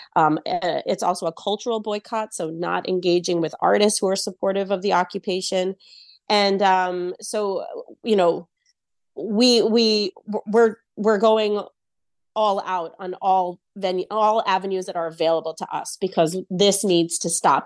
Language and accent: English; Israel; now in United States; I myself am an Israeli-American citizen. Uh, I grew up in Israel